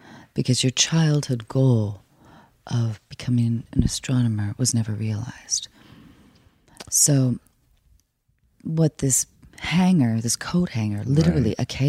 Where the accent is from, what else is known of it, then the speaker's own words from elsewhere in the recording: New York City, New York, United States; Oh, I grew up in New York, of course.